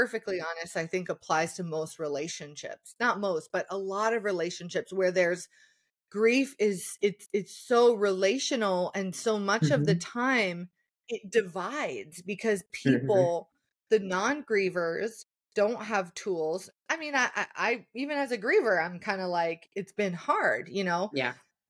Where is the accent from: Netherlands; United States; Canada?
Canada; as a Canadian surrounded by Americans.